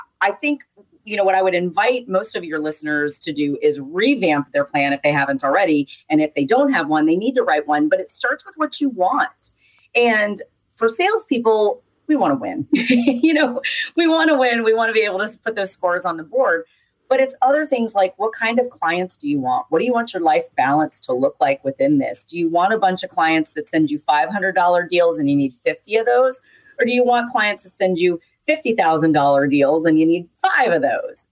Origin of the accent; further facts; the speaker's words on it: the South, United States; I'm from the South.